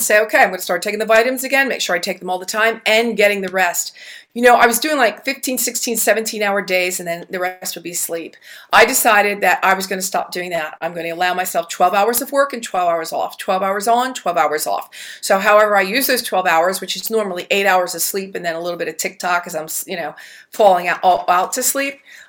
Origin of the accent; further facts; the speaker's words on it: New Jersey, United States; The Godfather series, along with Goodfellas, because I'm from Jersey and I love my mafia movies